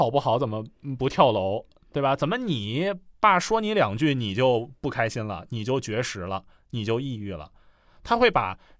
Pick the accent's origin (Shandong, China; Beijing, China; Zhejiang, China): Beijing, China; 因为我是北京人嘛，